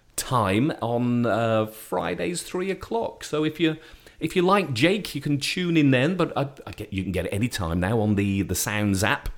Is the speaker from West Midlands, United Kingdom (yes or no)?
yes; Shrewsbury, West Midlands, United Kingdom; moved away; my hometown in, of Shrewsbury in Shropshire